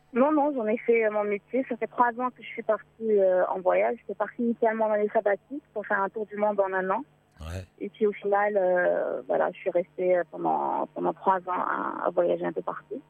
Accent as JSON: {"language": "French", "town": "Casablanca", "region": "Casablanca-Settat", "country": "Morocco", "tie": "born or raised there", "said": "je suis marocaine d'origine. Enfin, j'ai toujours euh, vécu au Maroc"}